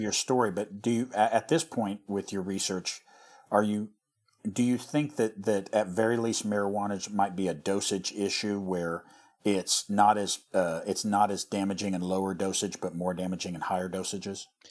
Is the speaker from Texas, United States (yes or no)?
no; rural Missouri, United States; our, our area where we grew up in Missouri